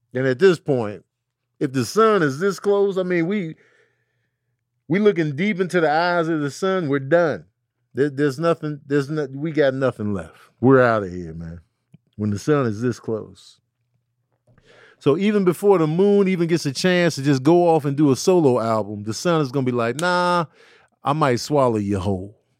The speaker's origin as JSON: {"language": "English", "town": "Chicago", "region": "Illinois", "country": "United States", "tie": "born or raised there", "said": "growing up in Chicago"}